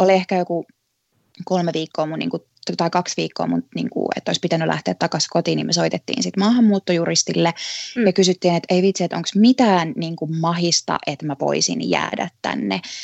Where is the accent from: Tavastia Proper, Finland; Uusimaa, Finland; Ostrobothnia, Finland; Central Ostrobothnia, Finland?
Uusimaa, Finland; Helsinki; moved away as an adult; also born or lived in Tampere; now in United States; Mä oon Helsingistä kotosi, mutta mä olin opiskellut Tampereella ja sitten tota, mä jäin sinne töihin